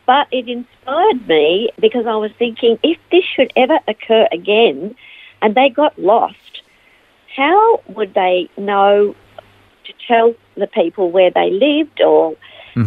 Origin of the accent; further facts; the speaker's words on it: Melbourne, Victoria, Australia; moved away as an adult; also born or lived in Ivanhoe / United States; now in Phillip Island, Australia; I was born in Ivanhoe and uh, raised in Melbourne and uh, spent most of my life in Melbourne until 1995 when I moved to the United States and I lived there for five years before coming back